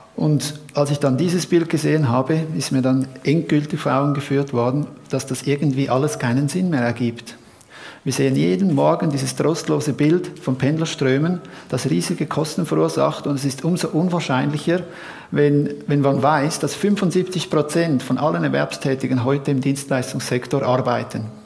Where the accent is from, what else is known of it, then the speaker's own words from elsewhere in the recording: Horgen, Zurich, Switzerland; in meiner Gemeinde, wo ich herkomme, aus Horgen